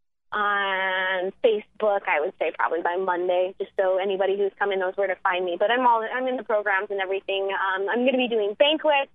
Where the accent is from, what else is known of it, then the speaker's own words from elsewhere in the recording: Black Hills of South Dakota, United States; I grew up in the Black Hills of South Dakota